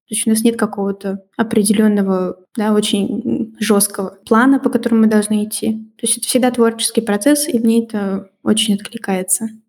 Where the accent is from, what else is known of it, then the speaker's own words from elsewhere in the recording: Russia; moved away as an adult; also born or lived in Georgia / Belarus; now in Belgium; Они спрашивают, откуда я, я говорю, из России.